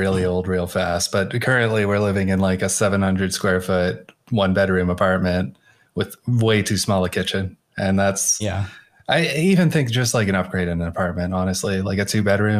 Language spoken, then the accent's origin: English; Oakland, California, United States; I grew up like in the Oakland Hills, but on the outskirts of Oakland